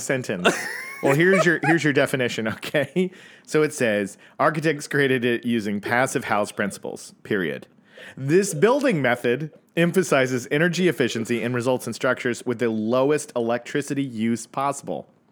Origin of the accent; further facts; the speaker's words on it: Tulsa, Oklahoma, United States; the year I was born in Tulsa, Oklahoma